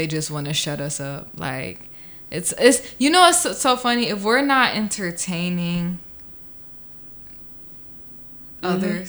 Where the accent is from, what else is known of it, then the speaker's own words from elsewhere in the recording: Florida, United States; I was raised in Florida.